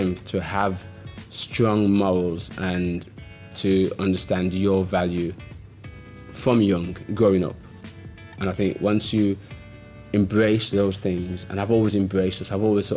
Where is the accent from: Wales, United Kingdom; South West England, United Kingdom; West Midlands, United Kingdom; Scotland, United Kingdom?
West Midlands, United Kingdom; Birmingham; I'm also born and bred on Westminster Road